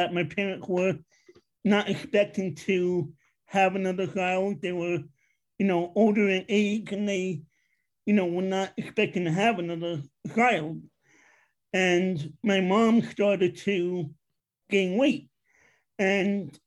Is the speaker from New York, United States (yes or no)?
yes; New York City, New York, United States; moved away as an adult; also born or lived in Long Island, New York; now in Pennsylvania, United States; I am from Queens, New York, originally. I lived out there most of my life